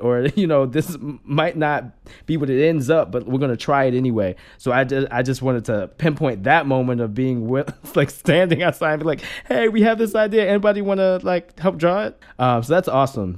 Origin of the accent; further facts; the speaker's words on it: Maryland, United States; I grew up in Maryland